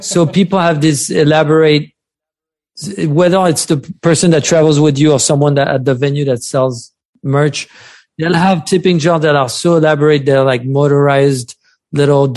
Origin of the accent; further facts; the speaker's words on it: France; accent: French; English is a second language; now in New York City, United States; my French accent